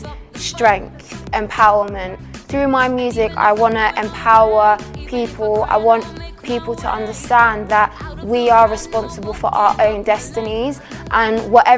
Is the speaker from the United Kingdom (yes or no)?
yes; London, United Kingdom; living in North London, it's practically like a mini Cyprus